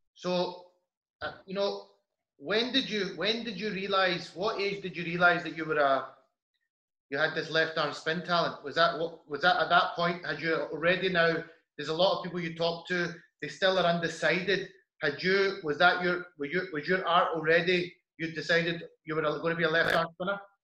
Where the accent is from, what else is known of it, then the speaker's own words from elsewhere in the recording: Glasgow, Scotland, United Kingdom; grew up in um, in Glasgow